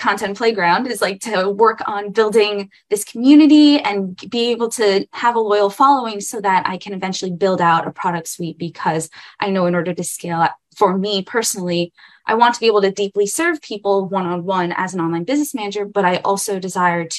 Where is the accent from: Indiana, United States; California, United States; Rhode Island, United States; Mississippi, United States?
California, United States; Irvine; I am from Irvine, California